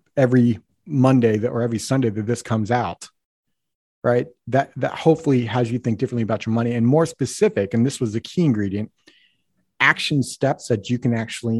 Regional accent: Colorado, United States; now in Seattle, United States; I'm from Colorado

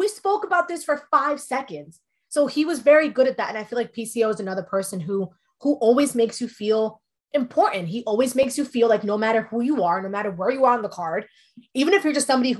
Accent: New York, United States; first language Spanish; English is a second language; also born or lived in Dominican Republic; I was born in New York. And when I was months old, I moved to the Dominican Republic. And then I moved back when I was 7. But Spanish is my first language.

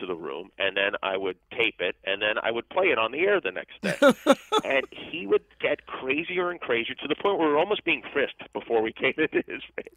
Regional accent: Las Vegas, Nevada, United States; moved away; I grew up in Las Vegas

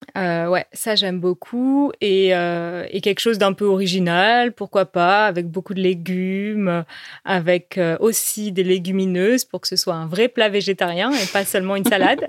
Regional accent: France; also born or lived in Paris; chez nous, en France

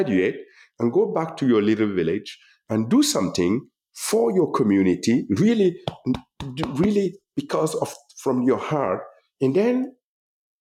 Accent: Gando, Centre-Est, Burkina Faso; moved away as an adult; I'm the young man coming from Gando. I'm not from Berlin, from Brandenburg or from Paris.

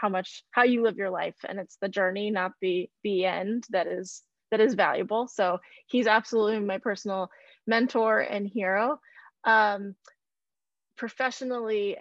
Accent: Midwest, United States; I grew up in the Midwest

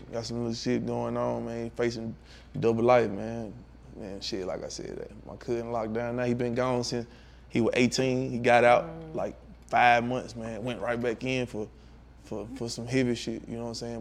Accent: Tutwiler, Mississippi, United States; I'm from Tutwiler, Mississippi. Mm-hmm. Like, better known Trick City, I got it tattooed on my arm and shit, man. Like, I'm a real Trick City baby

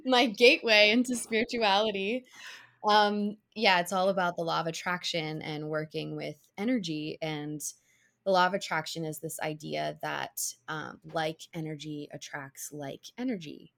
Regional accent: Cincinnati, Ohio, United States; now in New York City, United States; I grew up in Cincinnati, Ohio

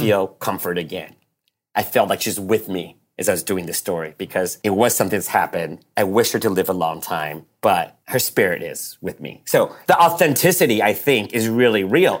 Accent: United States; also born or lived in Taipei, Taiwan; I grew up pretty much in the States since I was eight

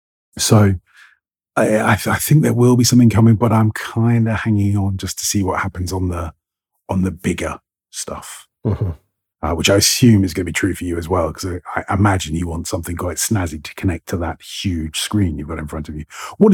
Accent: England, United Kingdom; accent: received pronunciation British; my received pronunciation British accent, because that's my accent.

